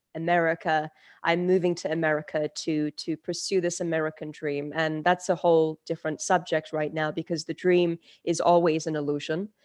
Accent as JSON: {"language": "English", "region": "London", "country": "United Kingdom", "tie": "born or raised there", "also_born_or_lived": "Turkey", "second_language": "English", "said": "I was born in Turkey. and I moved to London, England at the age of five."}